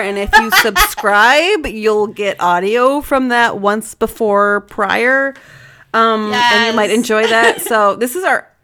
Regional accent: Michigan, United States; I live in Michigan. And I've lived here all my life

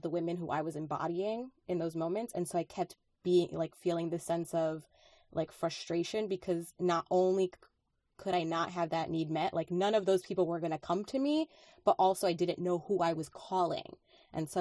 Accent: Dominican Republic; English is a second language; moved away; I was born in the Dominican Republic

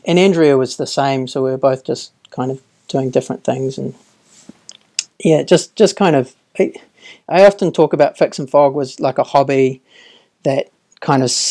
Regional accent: Auckland, New Zealand; also born or lived in Dunedin, New Zealand / Sydney, Australia / United Kingdom; I grew up in Auckland

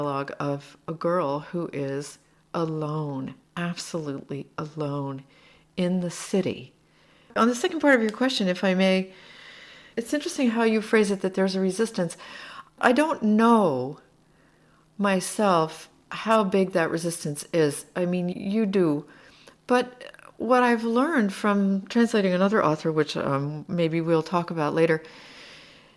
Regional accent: United States; moved away as an adult; also born or lived in Slovakia; now in Seattle, United States; I'm an American living here, and I translate

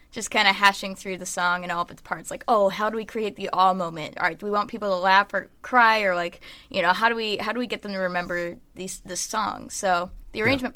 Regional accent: Nashville, Tennessee, United States; I grew up in Nashville. I was born there

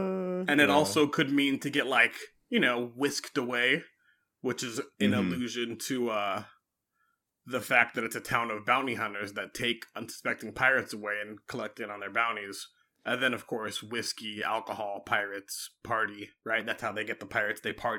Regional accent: California, United States; I'm from California.

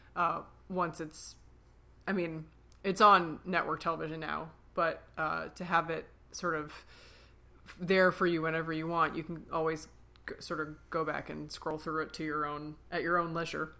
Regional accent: Philadelphia, Pennsylvania, United States; We're sisters from Philly

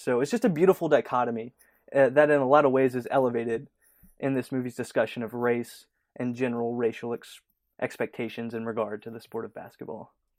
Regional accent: Louisiana, United States; moved away; I'm from Louisiana originally

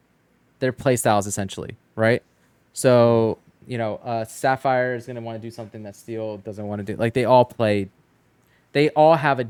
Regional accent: New Jersey, United States; Is it weird that growing up in Jersey, I see this paper and all I think is of like a pork roll egg?

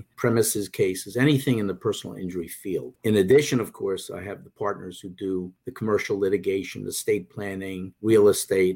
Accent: New Jersey, United States; also born or lived in New York City; since I grew up in New Jersey

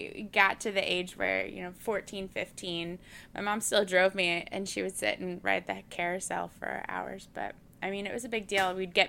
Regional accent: Central Florida, United States; Growing up in Central Florida

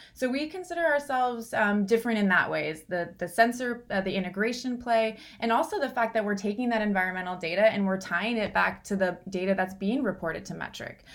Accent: Southern California, United States; I grew up in Southern California

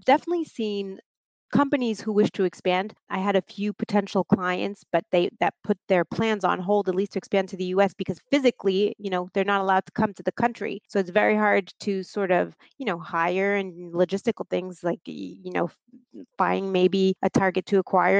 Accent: Marseille, Provence-Alpes-Côte d'Azur, France; moved away as an adult; now in New York City, United States; I am originally from the south of France. I was born and raised in Marseille.

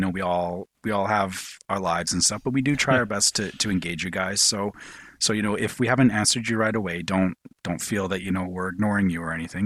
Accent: Canada; I'm Canadian.

